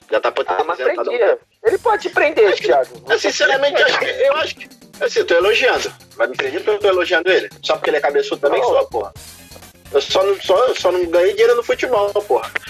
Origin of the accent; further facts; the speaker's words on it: Caxias, Brazil; Eu sou Zona Sul de, de Caxias.